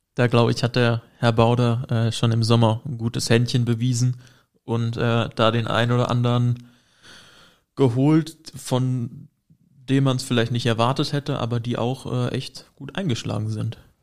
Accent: Hesse, Germany; moved away; bei uns in Hessen mit H, das Bundesland

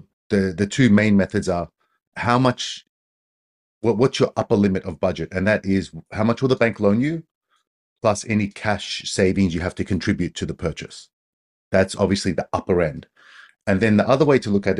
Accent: Australia; now in Japan; I'm Australian

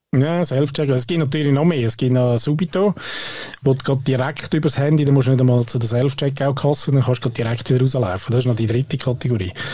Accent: Switzerland; bei uns in der Schweiz

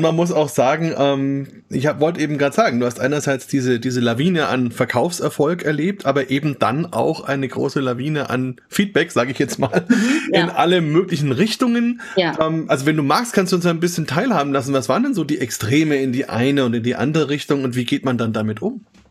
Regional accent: Germany; bei uns in Deutschland

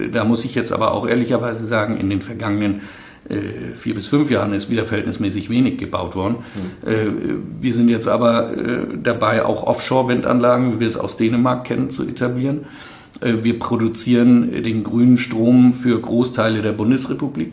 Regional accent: Flensburg, Schleswig-Holstein, Germany; in Flensburg, wo ich herkomme

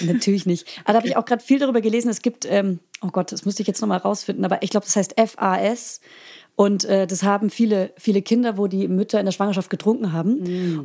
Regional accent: Franconia, Bavaria, Germany; als Fränkin.

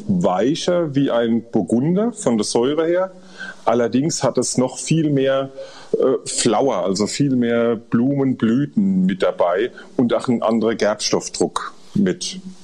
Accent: Rhineland-Palatinate, Germany; wir sind Pfälzer

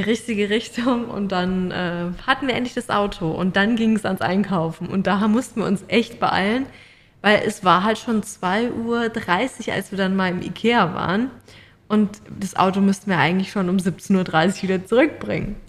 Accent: Mannheim, Baden-Württemberg, Germany; moved away as an adult; now in Australia; bei uns in Mannheim

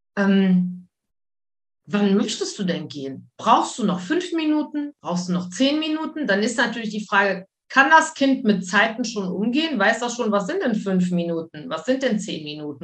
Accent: Wuppertal, North Rhine-Westphalia, Germany; moved away as an adult; also born or lived in Mallorca / Spain; now in Luxembourg; Also ich komme aus Wuppertal gebürtig.

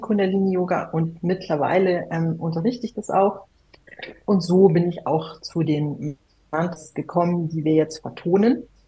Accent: a village outside Munich, Bavaria, Germany; damals war das noch ein Dorf, wo ich aufgewachsen bin, außerhalb von München.

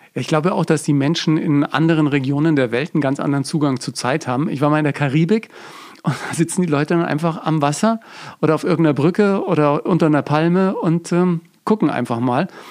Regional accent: Bavaria, Germany; bei uns in Bayern

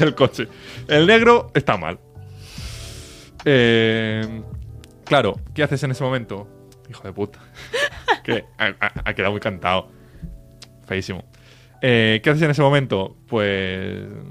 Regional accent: Reus, Catalonia, Spain; Más, más para el norte, más para el norte. De, de, de, Tarragona, de Reus

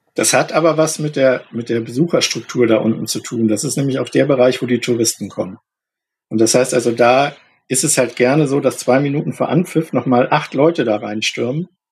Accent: Munich, Bavaria, Germany; moved away as an adult; also born or lived in Berlin; now in Hamburg, Germany; Ich bin in München geboren und aufgewachsen

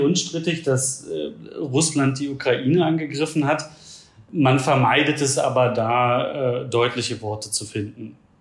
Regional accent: Germany; now in India

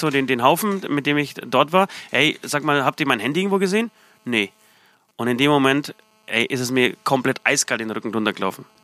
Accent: Poland; Äh, aus Polen. Äh, erwähne ich jetzt nicht jedes Mal.

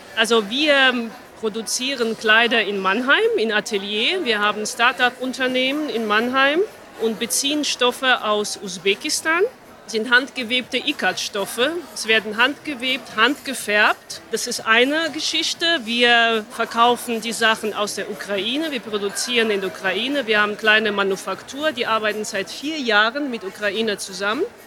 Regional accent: Armenia; moved away; Ich bin in Armenien geboren

